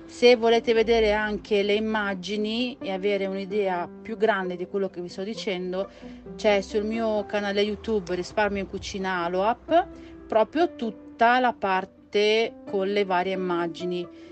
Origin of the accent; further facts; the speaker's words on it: Campania, Italy; moved away; Io sono campana e nella mia città sul lungomare è pieno, attualmente non lo so perché manco da tanti anni